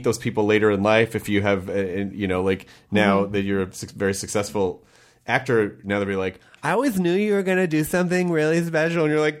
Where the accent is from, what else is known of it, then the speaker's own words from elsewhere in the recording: the South, United States; No, I grew up in the South.